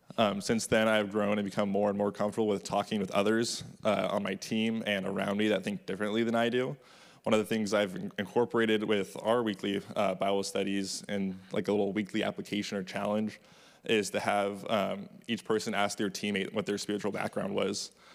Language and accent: English; Orange County, California, United States; Growing up in Orange County